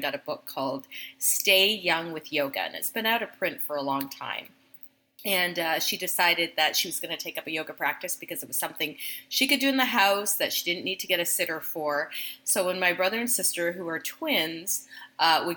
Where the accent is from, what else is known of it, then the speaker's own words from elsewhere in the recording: Canada; My parents were new immigrants to Canada. I'm Canadian.